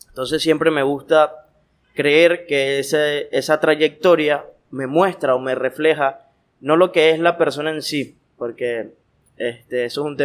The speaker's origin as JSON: {"language": "Spanish", "town": "Guanare", "region": "Portuguesa", "country": "Venezuela", "tie": "born or raised there", "said": "yo nací aquí en Guanare."}